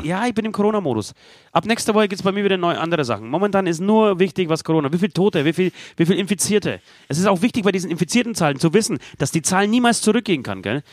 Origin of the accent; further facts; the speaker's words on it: Poland; moved away; mein Heimatland Polen